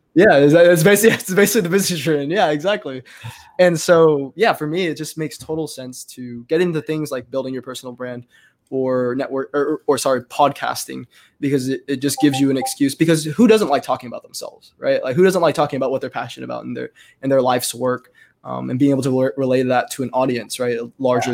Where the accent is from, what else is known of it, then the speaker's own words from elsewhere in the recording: Texas, United States; in our county, um, in my hometown here.